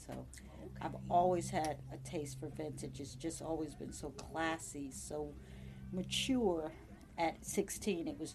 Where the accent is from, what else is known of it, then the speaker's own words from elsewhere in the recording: New Jersey, United States; moved away as an adult; now in Virginia, United States; Born and raised in New Jersey, so I grew up in New Jersey. I've been here since 1993.